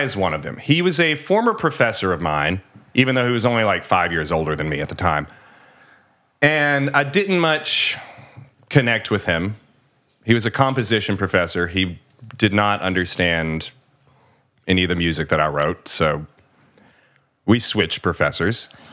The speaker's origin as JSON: {"language": "English", "country": "United States", "said": "I'm an American. I'm not French."}